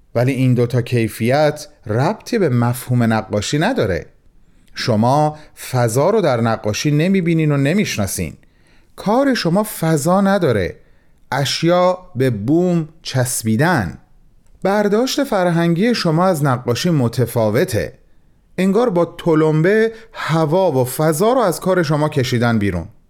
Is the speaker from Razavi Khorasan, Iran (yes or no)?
yes; Mashhad, Razavi Khorasan, Iran; به عنوان یک مشهدی